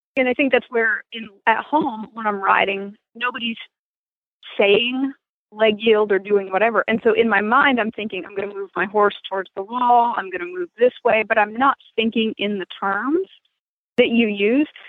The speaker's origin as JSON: {"language": "English", "region": "Maine", "country": "United States", "tie": "born or raised there", "moved": "yes", "said": "I grew up in Maine."}